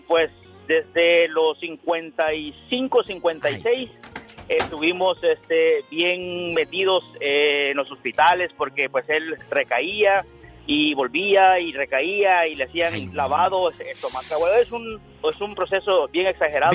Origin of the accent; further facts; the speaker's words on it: El Salvador; moved away; yo estaba allá, somos de El Salvador